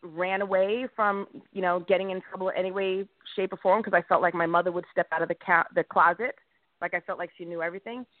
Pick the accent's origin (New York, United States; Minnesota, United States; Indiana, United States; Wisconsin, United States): New York, United States; Smithtown; I grew up in Long Island, New York